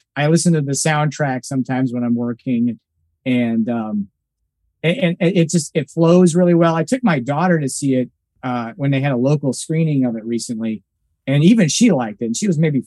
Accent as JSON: {"language": "English", "region": "Nebraska", "country": "United States", "tie": "born or raised there", "said": "I grew up in a small town in Nebraska"}